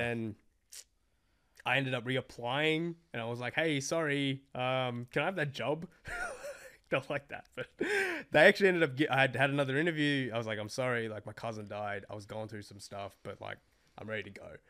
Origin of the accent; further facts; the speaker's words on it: Australia; I'm this Australian Asian dude